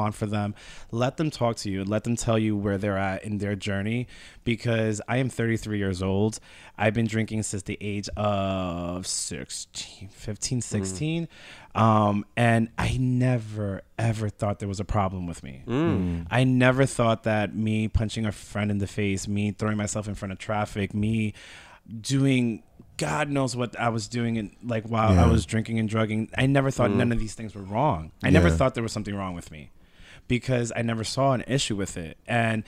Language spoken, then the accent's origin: English; Long Island, New York, United States; I grew up in Long Island